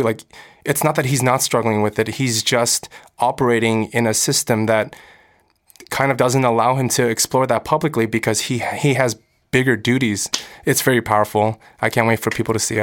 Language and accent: English; United States; I'm American. I'm growing up in America. I speak English.